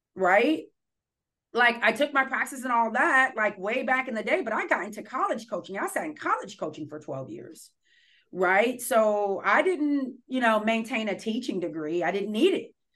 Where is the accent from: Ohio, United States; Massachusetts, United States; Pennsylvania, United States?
Ohio, United States; Columbus; moved away as an adult; also born or lived in Akron, Ohio; now in Portland, United States; I'm from Columbus, Ohio